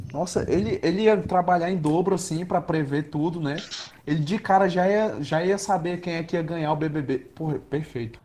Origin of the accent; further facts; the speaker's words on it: Ceará, Brazil; a gente é do Ceará